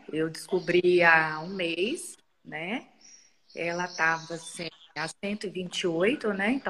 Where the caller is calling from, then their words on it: Vila Velha, Espírito Santo, Brazil; de Vila pode falar. Velha, no...